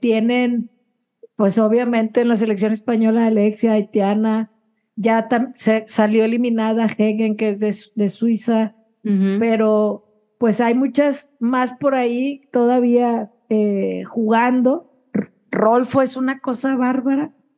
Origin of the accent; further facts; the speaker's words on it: Mexico; nosotros como mexicanas